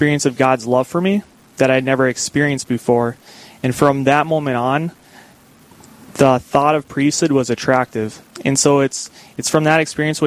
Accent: Beulah, North Dakota, United States; now in Bismarck, United States; I grew up in Beulah, North Dakota.

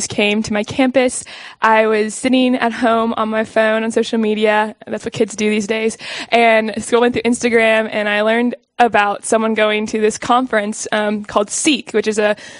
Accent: Kansas City, Kansas, United States; also born or lived in Manhattan, Kansas; I am from Kansas. I'm from Kansas City

